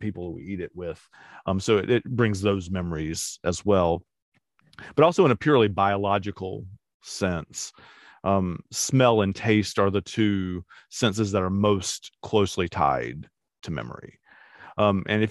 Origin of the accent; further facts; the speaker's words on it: Charlotte, North Carolina, United States; I grew up in Plaza Midwood, which is super expensive now